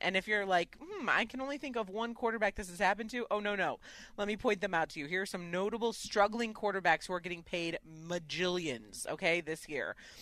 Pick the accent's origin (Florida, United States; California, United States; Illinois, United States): Illinois, United States; Chicago; now in Connecticut, United States; I live in Connecticut and I'm from Chicago